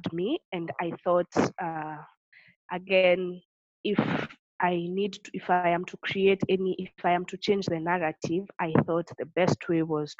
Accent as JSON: {"language": "English", "region": "Tharaka-Nithi County", "country": "Kenya", "tie": "born or raised there", "said": "I grew up in Kenya and I have my roots in Tharaka Nithi, which is one of the 47 counties in Kenya."}